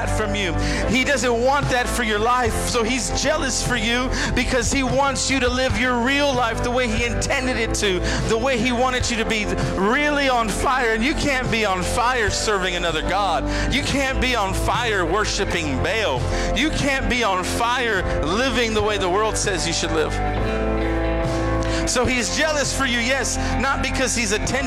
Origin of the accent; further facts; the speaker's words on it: San Antonio, Texas, United States; I'm from San Antonio